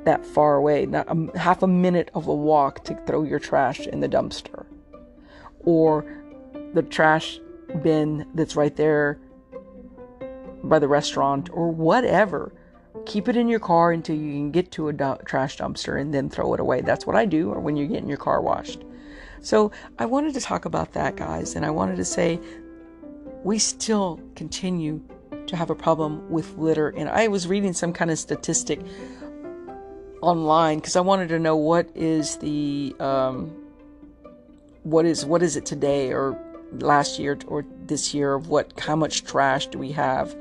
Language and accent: English; United States; We as an American